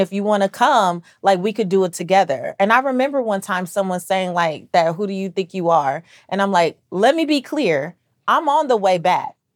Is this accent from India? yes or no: no; Belize; I'm I'm Belizean, so I'm Central American